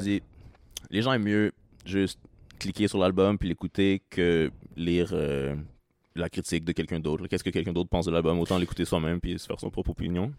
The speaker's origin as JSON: {"language": "French", "town": "Trois-Rivières", "region": "Quebec", "country": "Canada", "tie": "born or raised there", "moved": "as an adult", "lives_now": "Montreal, Canada", "said": "j'ai grandi à Trois-Rivières"}